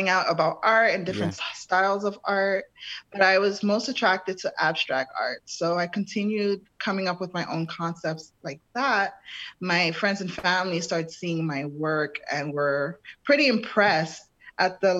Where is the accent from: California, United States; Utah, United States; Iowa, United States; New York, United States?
New York, United States; New York City; also born or lived in Brooklyn, New York; I'm from New York City. I was born and raised in Harlem, moved to Brooklyn when I was 16 years old